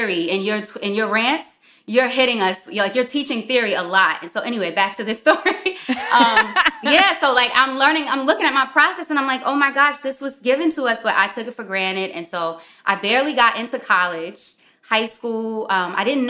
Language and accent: English; New York City, New York, United States; also born or lived in Westchester; I'm actually from Harlem